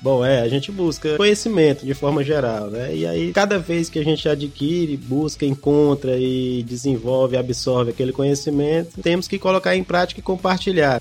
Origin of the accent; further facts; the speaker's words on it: Teresina, Piauí, Brazil; Eu sou de Teresina desde que nasci